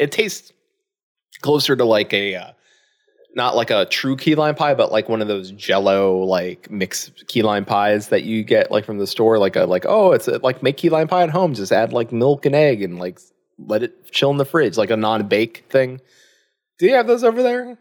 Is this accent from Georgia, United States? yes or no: no; Florida, United States; moved away as an adult; now in Indiana, United States; I am from Florida